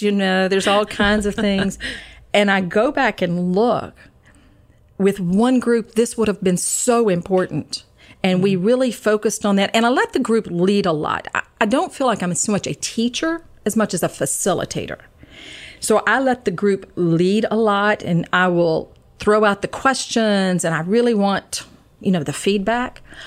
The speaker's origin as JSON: {"language": "English", "region": "Georgia", "country": "United States", "moved": "as an adult", "lives_now": "Maryland, United States", "said": "I'm originally from Georgia, but I have been in Maryland for 34 years"}